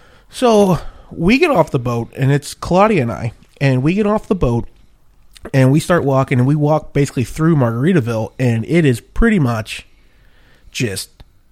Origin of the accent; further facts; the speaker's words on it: Pittsburgh, Pennsylvania, United States; I'm from Pittsburgh